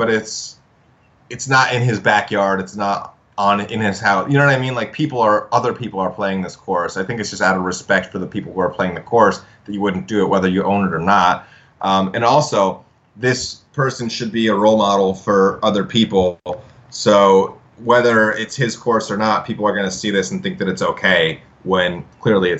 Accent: Idaho, United States; I grew up in Idaho. When I was first learning to play golf, I was in Idaho

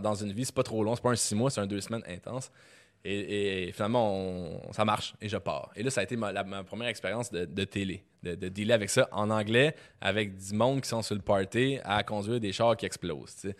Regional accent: Quebec, Canada; je suis québécois, puis que je, baragouine l'anglais

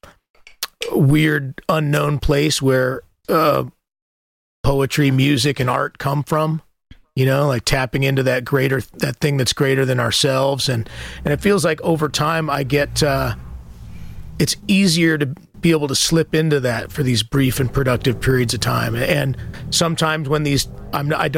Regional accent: the American West, United States; I'm from the American West

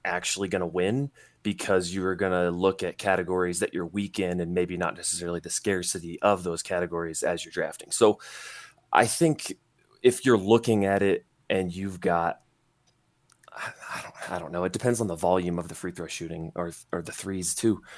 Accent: Indiana, United States; I'm from Indiana

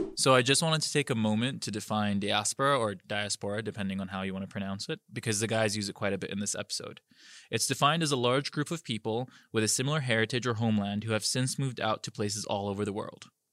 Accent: Kuwait; moved away as an adult; now in United Arab Emirates; I'm from Kuwait, where I was born and raised, but my dad's Saudi

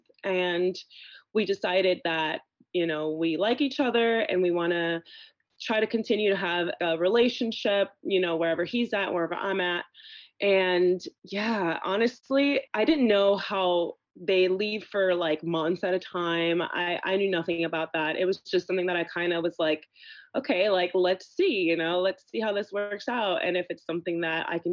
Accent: Sarasota, Florida, United States; also born or lived in Venezuela; I am from Sarasota, Florida. Originally, I'm from Venezuela, but I've lived here my whole life

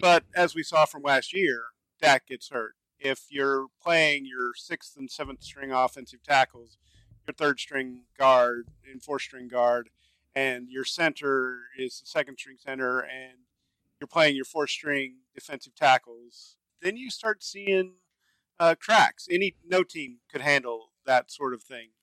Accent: Dallas, Texas, United States; I grew up in Dallas area, so I'm a huge Cowboys fan

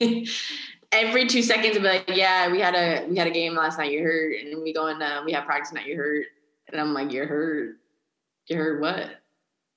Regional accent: Carlsbad, California, United States; moved away as an adult; also born or lived in Louisiana; I'm from Carlsbad, California. Like, that's where I grew up

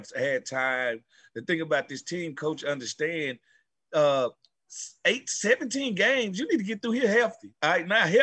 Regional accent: Mississippi, United States; I grew up in Mississippi

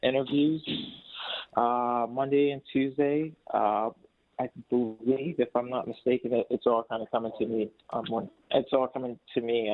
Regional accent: Columbus, Ohio, United States; I'm from Columbus, Ohio

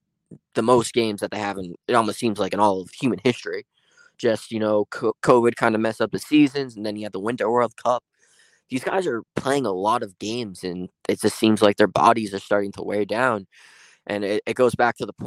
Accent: United States; I'm from America

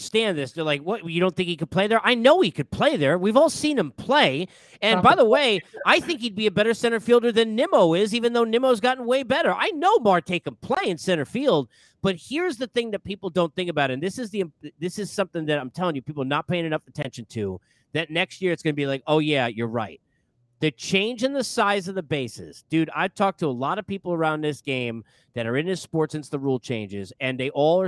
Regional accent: New York, United States; being a New Yorker like we both are

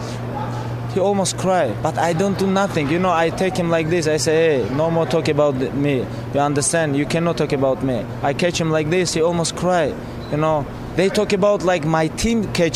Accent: Dagestan, Russia; English is a second language; I'm from Dagestan

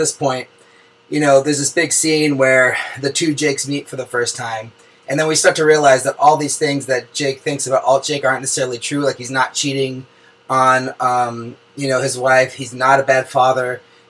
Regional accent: Oakland, California, United States; Just a little background on me first. I'm a filmmaker from Oakland, California.

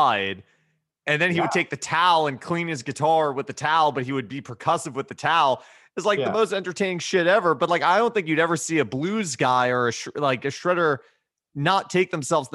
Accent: Westchester, New York, United States; I grew up in Westchester

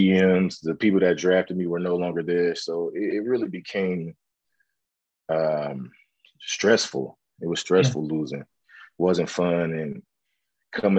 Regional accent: West Coast, United States; moved away; I'm from the West Coast

